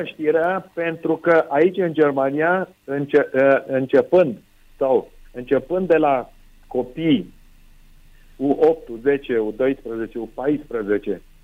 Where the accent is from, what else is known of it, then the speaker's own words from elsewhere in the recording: Romania; moved away; noi românii